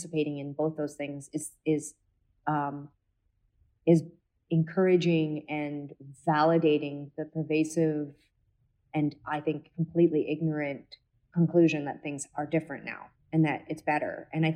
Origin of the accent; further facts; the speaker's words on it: Canada; we come from Canada and had certain privileges